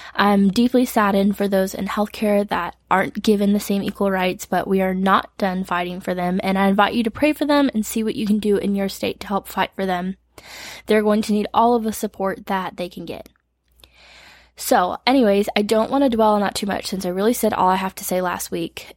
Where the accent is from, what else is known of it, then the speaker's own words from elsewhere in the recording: Michigan, United States; moved away as an adult; now in Tennessee, United States; I moved to Tennessee from Michigan at 18